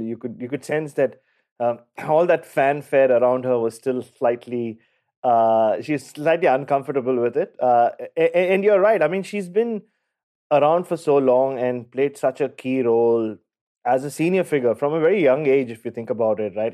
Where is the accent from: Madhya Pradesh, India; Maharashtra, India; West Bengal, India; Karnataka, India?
Maharashtra, India; Mumbai; I grew up in Mumbai